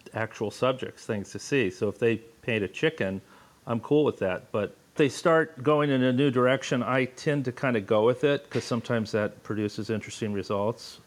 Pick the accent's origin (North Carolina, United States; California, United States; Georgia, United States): California, United States; Los Angeles; moved away; I grew up in Los Angeles.